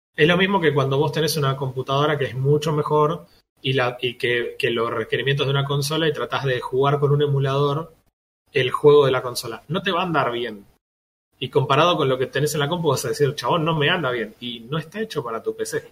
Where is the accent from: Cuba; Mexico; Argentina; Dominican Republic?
Argentina; somos también argentinos